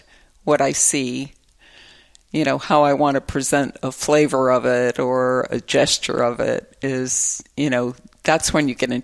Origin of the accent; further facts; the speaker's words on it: Detroit, Michigan, United States; moved away; growing up in Detroit